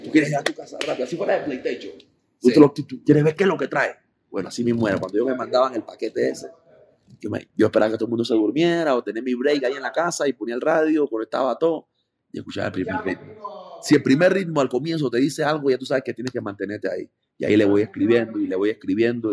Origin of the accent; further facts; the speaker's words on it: Panama; also born or lived in Costa Rica; mi mamá es panameña yo nací en Panamá y después me fui a Costa Rica, viví un par de años y después regresé a Panamá